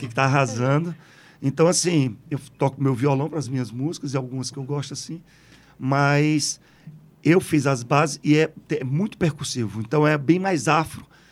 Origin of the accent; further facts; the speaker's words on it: Jardim, Crato, Juazeiro, Ceará, Brazil; also born or lived in Sousa, Paraíba; com menos de três anos de idade, eu voltei, voltei não fui, lá, lá para Jardim Crato, Juazeiro, e a minha criação é toda assim